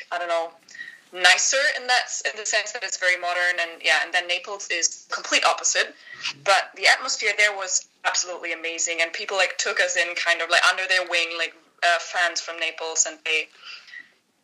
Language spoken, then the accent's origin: English; Northern Germany, Germany; English is a second language; moved away as an adult; I was born and raised in Germany